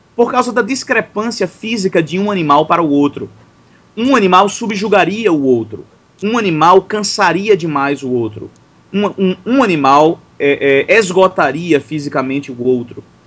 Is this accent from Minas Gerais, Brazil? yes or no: no; Recife, Pernambuco, Brazil; now in Teresina, Brazil; para mim que cresci em Recife